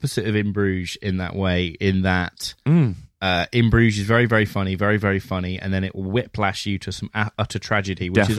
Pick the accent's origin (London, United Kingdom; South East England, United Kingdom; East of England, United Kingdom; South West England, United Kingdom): South West England, United Kingdom; Plymouth; Hey, I'm from Plymouth.